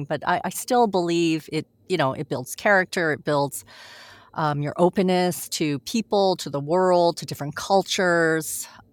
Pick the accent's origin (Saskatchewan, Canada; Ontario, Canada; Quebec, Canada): Quebec, Canada; Montreal; also born or lived in France; I was born in France actually. And then oh. and then oh, we moved here. Uh, we moved to Montreal when I was a baby